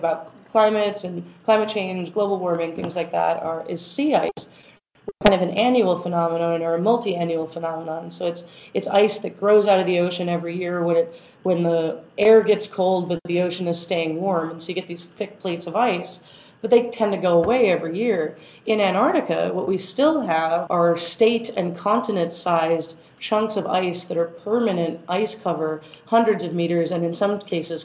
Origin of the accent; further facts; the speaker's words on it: Arizona, United States; moved away; also born or lived in Texas; I'm from Arizona. So when I'm growing up, I walk outside and I see the desert